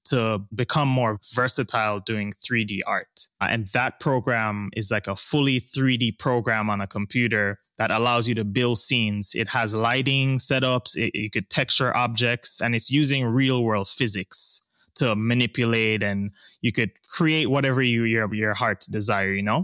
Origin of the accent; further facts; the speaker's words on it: Jamaica; also born or lived in East Coast, United States; now in Los Angeles, United States; I'm Jamaican